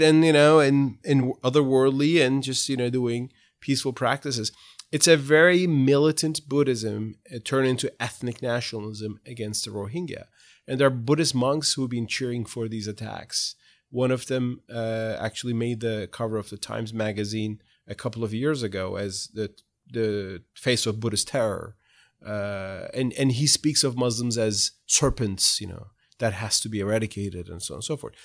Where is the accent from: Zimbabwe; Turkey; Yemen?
Turkey; Ankara; moved away as an adult; now in United States; as a child growing up in Ankara